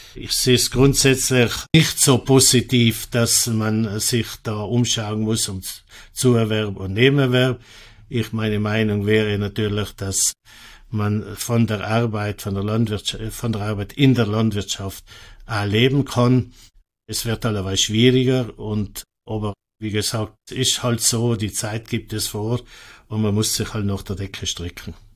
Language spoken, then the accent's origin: German; Mals, Trentino-Alto Adige, Italy; Ich bin auf einem Bauernhof in Molz aufgewachsen. Molz äh, ist im oberen Finchgau auf 1000 Meter Meereshöhe.